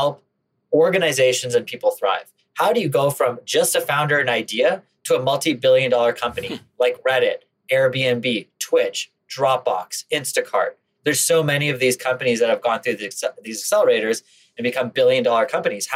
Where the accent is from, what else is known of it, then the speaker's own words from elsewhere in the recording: Canada; Now, I grew up in Canada